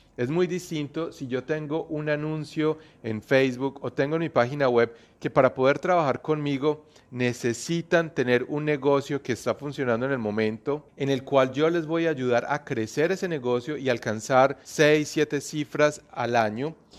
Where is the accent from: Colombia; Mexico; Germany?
Colombia; moved away as an adult; now in New Zealand; Yo soy colombiano, pero estoy viviendo hace más de 8 años aquí en Nueva Zelanda